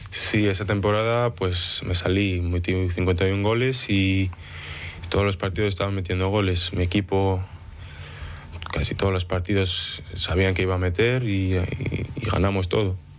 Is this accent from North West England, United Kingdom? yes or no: yes; Manchester, North West England, United Kingdom; also born or lived in Dénia, Spain / Oviedo, Spain; now in London, United Kingdom; me nací en Denia eh, y con 6, 7 años me moví a Manchester, en Inglaterra, con mi madre